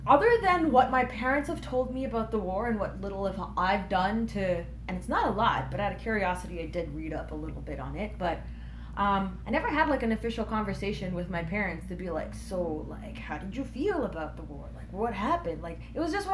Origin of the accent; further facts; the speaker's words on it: Canada; also born or lived in Germany; I'm from Canada, but if you're asking about where I'm born, I was born in Germany